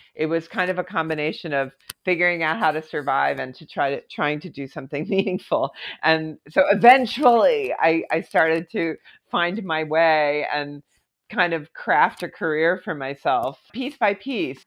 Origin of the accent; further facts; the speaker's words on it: Philadelphia, Pennsylvania, United States; moved away as an adult; also born or lived in Aspen, Colorado / New York City; I actually moved not from Philadelphia where I grew up, but from Aspen, Colorado, where I lived for a couple of years to New York